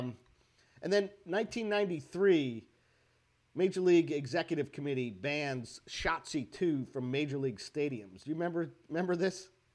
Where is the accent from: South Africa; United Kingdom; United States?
United States; I'm American. I'm unilingual.